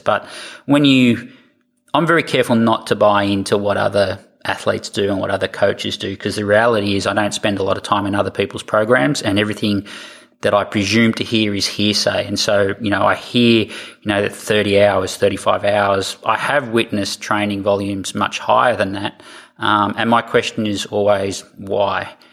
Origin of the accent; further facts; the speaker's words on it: Australia; accent: Australian; moved away as an adult; also born or lived in United States / Canada; I'm, an Australian, as you'll tell by my accent